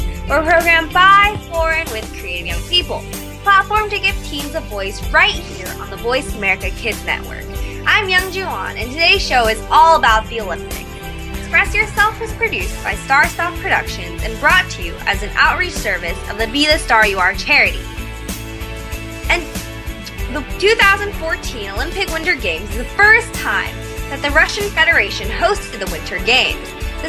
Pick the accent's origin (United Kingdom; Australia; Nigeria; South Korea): South Korea; Yeah, I'm actually from South Korea, so I know there's a lot of excitement about that.